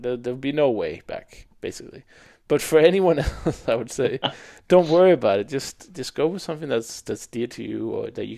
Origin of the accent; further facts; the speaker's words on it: Denmark; In Denmark, we have, of course, Danish is like 95% or more